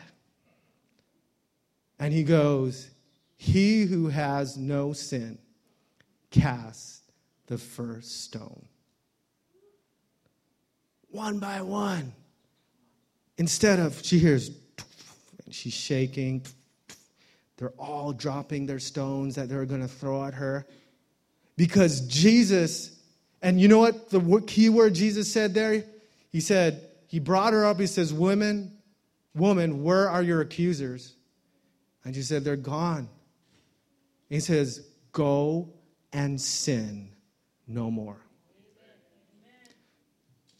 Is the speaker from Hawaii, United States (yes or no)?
yes; Hawaii, United States; I'm from Hawaii